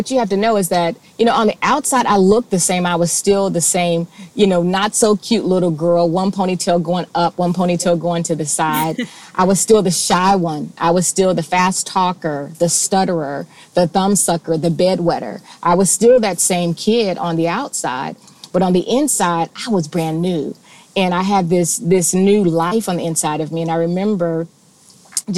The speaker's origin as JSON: {"language": "English", "town": "Cincinnati", "region": "Ohio", "country": "United States", "tie": "born or raised there", "said": "I was born and raised in Cincinnati"}